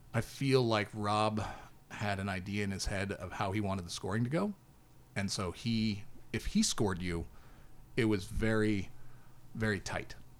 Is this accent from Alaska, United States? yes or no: yes; Alaska, United States; We're from Alaska